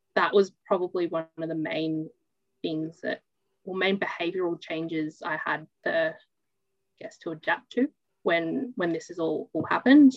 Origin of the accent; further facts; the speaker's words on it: New South Wales, Australia; born in a small town, grew up in a small town, and haven't really left